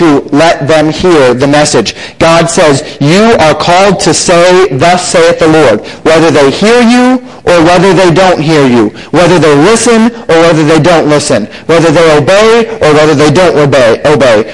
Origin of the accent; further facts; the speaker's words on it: Colorado, United States; also born or lived in Florida; now in Buffalo, Minnesota, United States; growing up in Colorado and living in Florida for so many years and now being up here in Minnesota